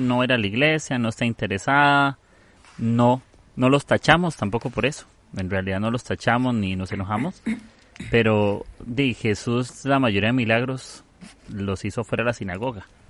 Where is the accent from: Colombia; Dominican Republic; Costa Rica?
Costa Rica; de Costa Rica